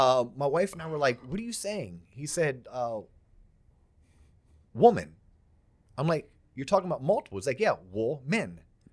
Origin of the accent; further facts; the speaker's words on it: Florida, United States; we grew up in Florida